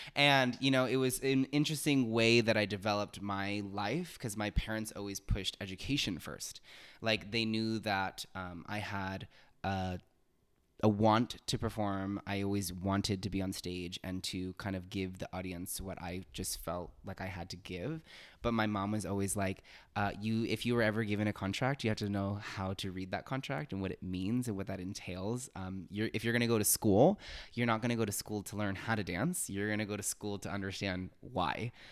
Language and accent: English; Los Angeles, California, United States; also born or lived in Miami, Florida; I'm originally from Miami, Florida. Um, I lived there until I was about eight, nine, nine years old. Um, and I moved to Los Angeles, California